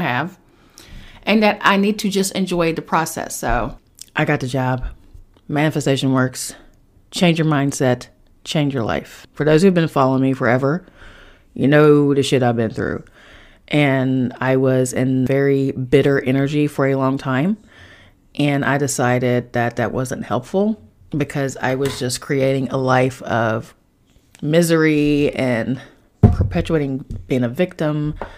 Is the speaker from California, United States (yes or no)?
no; Charleston, West Virginia, United States; moved away; back in my hometown in Charleston, West Virginia